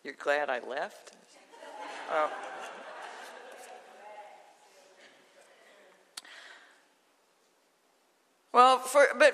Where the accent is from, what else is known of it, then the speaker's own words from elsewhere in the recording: Shreveport, Louisiana, United States; I grew up in Shreveport